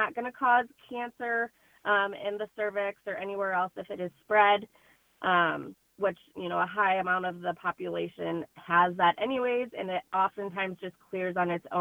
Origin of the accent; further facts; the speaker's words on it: Princeton, Illinois, United States; all of us are from the area. I'm from Princeton